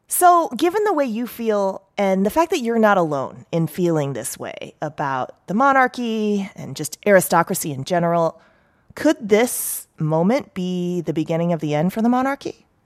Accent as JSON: {"language": "English", "country": "United States", "said": "I'm so American"}